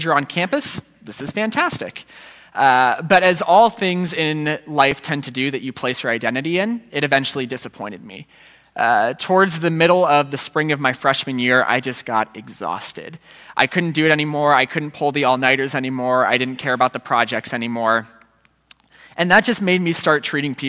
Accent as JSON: {"language": "English", "town": "Centerville", "region": "Ohio", "country": "United States", "tie": "born or raised there", "moved": "as an adult", "said": "I grew up in the Centerville, and I went to Centerville City Schools growing up."}